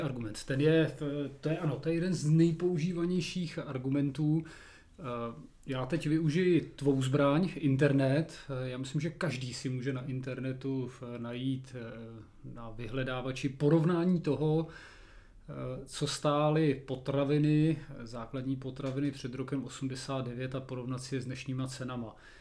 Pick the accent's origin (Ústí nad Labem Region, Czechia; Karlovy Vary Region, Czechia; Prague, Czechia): Karlovy Vary Region, Czechia; Chodov area; v Karlovarském kraji nebo tady u nás na Chodovsku